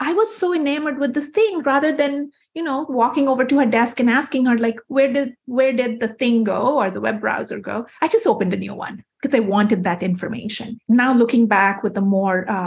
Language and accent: English; Kolkata, West Bengal, India; moved away as an adult; also born or lived in Winona, Minnesota / New York City; I grew up in Kolkata, India, and lived there until I was a newly minted 20-year-old